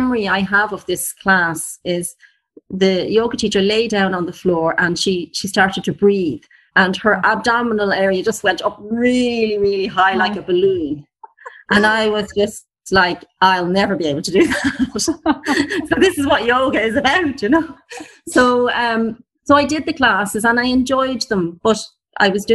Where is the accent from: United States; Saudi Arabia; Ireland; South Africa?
Ireland; I am from Ireland and I live in the countryside.